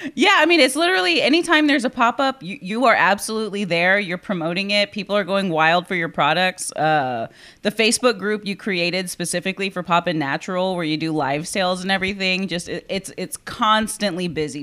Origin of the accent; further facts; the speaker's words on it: Corpus Christi, Texas, United States; born and raised in Corpus